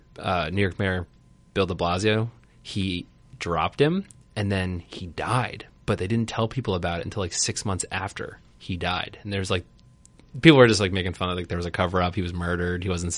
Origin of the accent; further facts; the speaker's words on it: New Zealand; But I am actually from New Zealand.